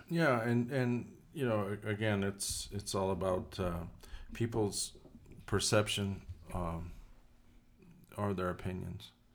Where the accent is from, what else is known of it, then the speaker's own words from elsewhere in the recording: New Mexico, United States; New Mexico's my home state, which many of you probably know, but, um, we're proud